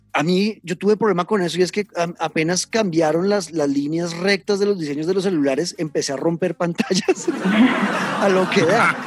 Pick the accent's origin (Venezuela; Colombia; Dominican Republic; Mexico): Colombia